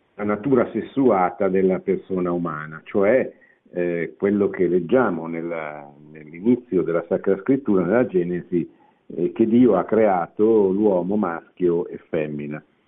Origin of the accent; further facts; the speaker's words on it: Italy; sono nato in Italia